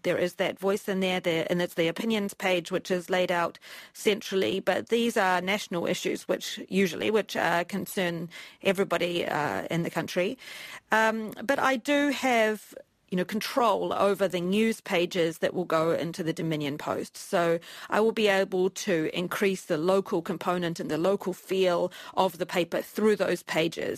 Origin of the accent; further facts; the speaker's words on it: New Zealand; moved away as an adult; also born or lived in Washington, D.C., United States / Beijing, China; I've chosen to come back to New Zealand